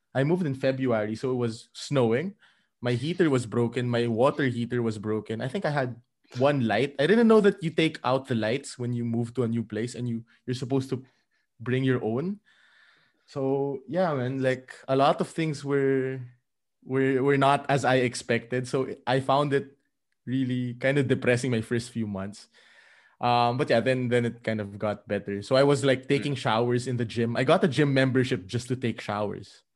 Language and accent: English; Philippines; moved away as an adult; I am originally from the Philippines, and I moved to Europe around, um, three and a half years ago